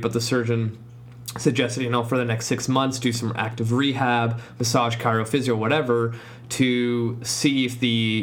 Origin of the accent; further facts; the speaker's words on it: Poland; now in Langley, Canada; my home country, Poland